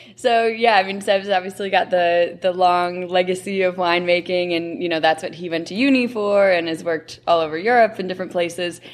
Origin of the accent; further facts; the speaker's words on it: Rochester, New York, United States; my hometown of Rochester